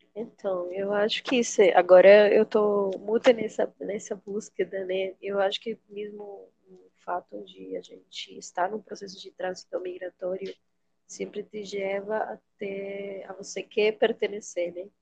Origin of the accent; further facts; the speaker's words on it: Venezuela; Portuguese is a second language; moved away as an adult; now in Boa Vista, Brazil; sou venezuelana, venho de uma cidade quente